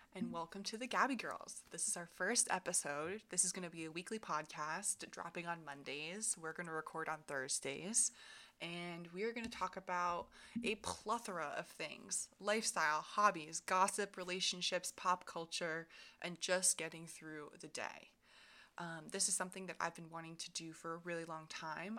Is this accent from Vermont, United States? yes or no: yes; Vermont, United States; moved away as an adult; now in Philadelphia, United States; I grew up in Vermont, right across the border from Ginny.